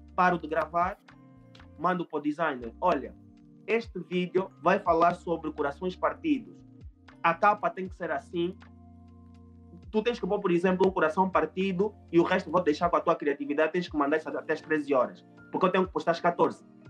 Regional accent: Angola; eu falo português, eu sou angolano

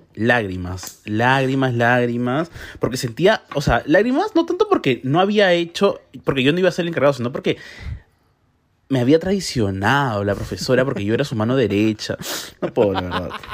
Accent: Peru; como peruano

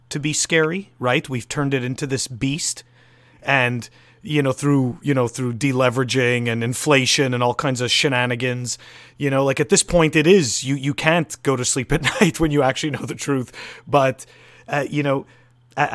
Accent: Montreal, Quebec, Canada; now in United States; I'm originally from Montreal

